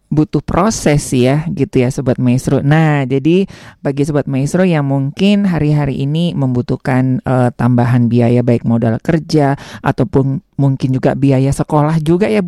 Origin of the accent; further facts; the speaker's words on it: Tasikmalaya, West Java, Indonesia; Saya Jawa Barat, saya Tasik.